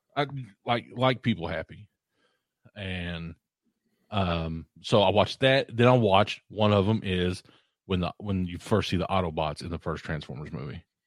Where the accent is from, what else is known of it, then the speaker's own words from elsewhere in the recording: Eastern Kentucky, United States; I grew up in Eastern Kentucky